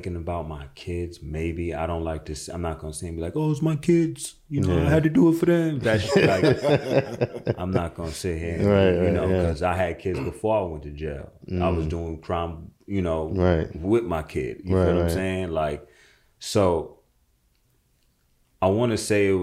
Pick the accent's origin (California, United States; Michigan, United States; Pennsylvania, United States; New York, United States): New York, United States; New York City; I'm from Jamaica, Queens.